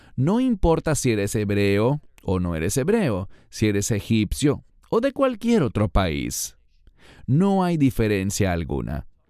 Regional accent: Israel; un habitante que soy de Israel

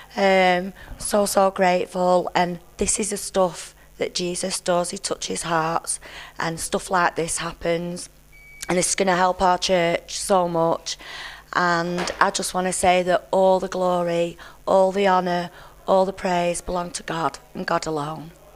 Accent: Burnley, North West England, United Kingdom; I'm from Burnley in Lancashire

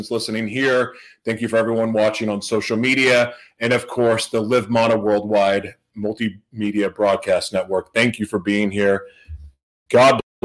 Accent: Oklahoma City, Oklahoma, United States; moved away; I'm from Oklahoma City

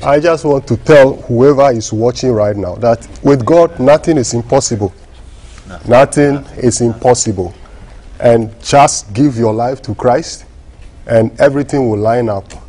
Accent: Volta, Ghana; moved away; I was born in Ghana. Mm-hmm. I was born in the Volta region

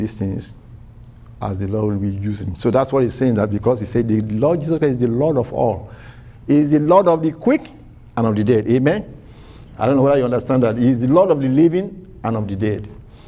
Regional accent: Nigeria; My first time of traveling out of Nigeria, and I went for my company in Nigeria.

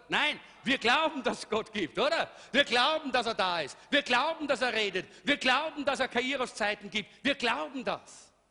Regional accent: Salzburg, Austria; also born or lived in Styria; Eigentlich komme ich aus Salzburg, aber wenn man mal in der Steiermark war, hat man ein bisschen einen grünen Touch.

